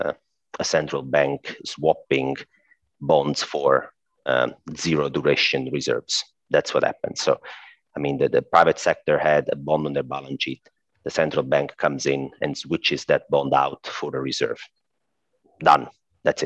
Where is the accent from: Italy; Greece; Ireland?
Italy; accent: Italian; I'm Italian, by the way. I guess my accent already gave that up